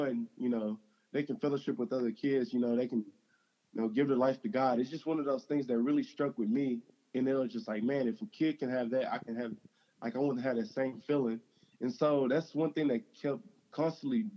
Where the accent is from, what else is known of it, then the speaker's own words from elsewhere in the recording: Navasota, Texas, United States; I grew up in Navasota, Texas